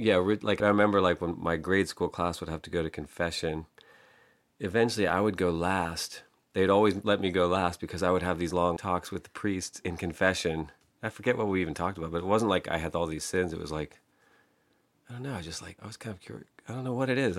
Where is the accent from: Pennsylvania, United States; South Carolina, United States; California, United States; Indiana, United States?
Pennsylvania, United States; Pittsburgh; I grew up in Pittsburgh, uh, a neighborhood called Penn Hills